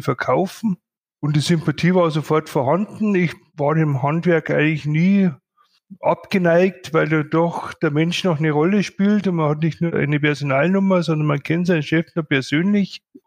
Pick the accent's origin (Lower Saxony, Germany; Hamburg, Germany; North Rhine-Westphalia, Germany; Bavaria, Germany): Bavaria, Germany; Bad Reichenhall; ich doch gebürtiger Bad Reichenhaller bin